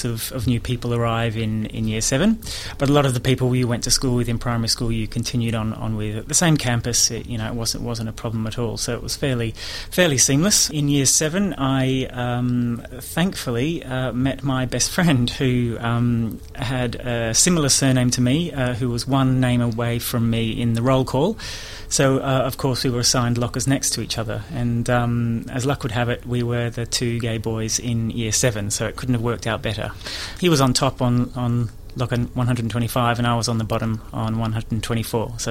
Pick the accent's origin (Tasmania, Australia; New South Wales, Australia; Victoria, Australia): Victoria, Australia; Melbourne; moved away as an adult; also born or lived in Sydney / United Kingdom; I was born in Melbourne at the Royal Women's Hospital